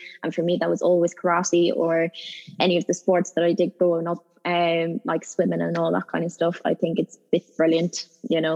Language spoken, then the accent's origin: English; Ireland; moved away as an adult; now in United Kingdom; I'm Irish